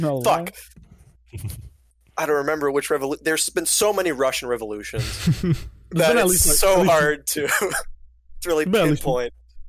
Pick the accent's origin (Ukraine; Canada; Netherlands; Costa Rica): Canada; I'm Canadian.